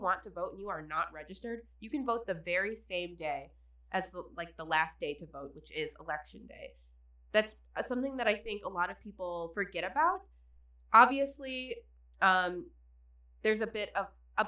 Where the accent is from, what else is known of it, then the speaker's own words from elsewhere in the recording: Midland, Michigan, United States; I'm from Midland, which is still a bit more of like a city